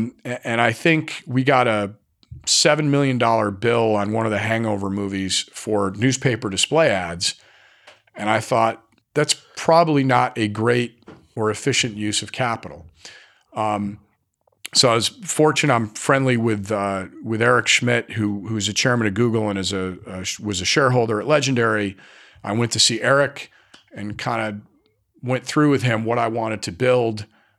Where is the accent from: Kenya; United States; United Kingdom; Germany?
United Kingdom; Scotland; And I'm Scottish, so our symbol was a Celtic knot